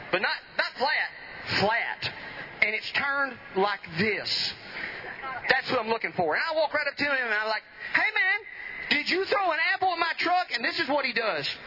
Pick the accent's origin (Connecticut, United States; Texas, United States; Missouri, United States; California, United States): Texas, United States; Edom; Edom, the beautiful part of Van Zandt County.